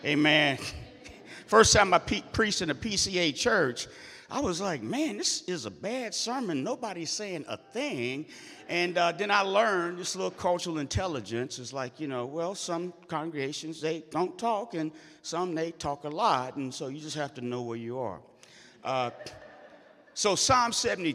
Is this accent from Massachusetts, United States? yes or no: no; St. Louis, Missouri, United States; moved away as an adult; I first came back to St. Louis after growing up in North St. Louis